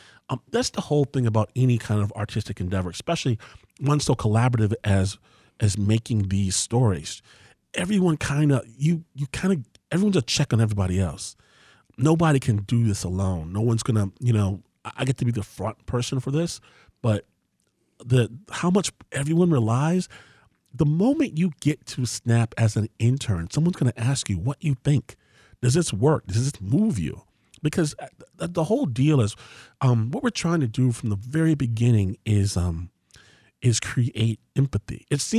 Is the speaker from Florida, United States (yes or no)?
no; Detroit, Michigan, United States; I'm from here. {S1} Right. {S2} I was born in Detroit.